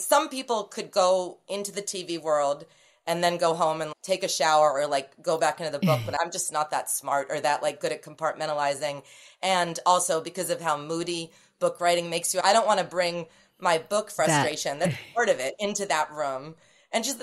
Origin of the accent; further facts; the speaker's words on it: Cape Cod, Massachusetts, United States; I grew up in Cape Cod